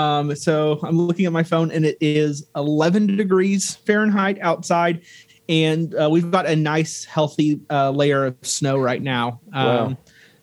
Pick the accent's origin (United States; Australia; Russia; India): United States; Dallas, Texas; moved away as an adult; also born or lived in Oklahoma; now in Nebraska, United States; I am originally from Dallas, Texas, was born and raised there